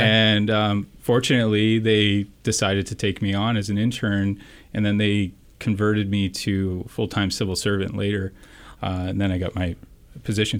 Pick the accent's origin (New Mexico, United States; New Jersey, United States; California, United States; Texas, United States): California, United States; San Francisco Bay Area; I'm local from the Bay Area